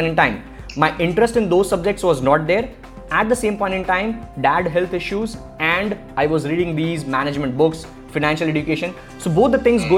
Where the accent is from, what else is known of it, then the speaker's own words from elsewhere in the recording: India; as an Indian kid